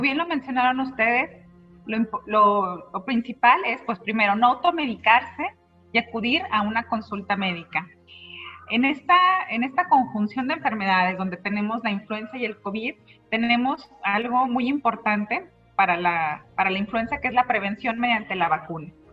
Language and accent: Spanish; Mexico; por nuestra dieta como mexicanos